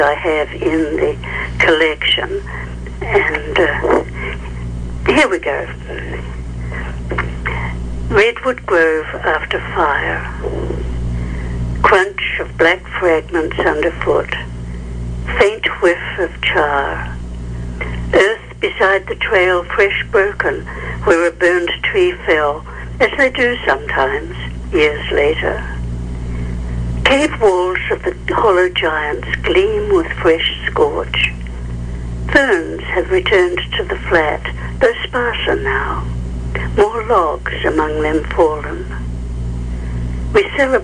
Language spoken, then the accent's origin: English; New Zealand; moved away as an adult; also born or lived in England; now in North Coast, California, United States; I am originally a New Zealander